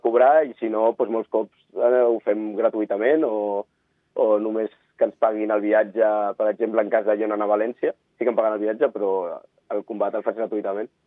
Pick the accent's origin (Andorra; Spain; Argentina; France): Andorra; soc d'Andorra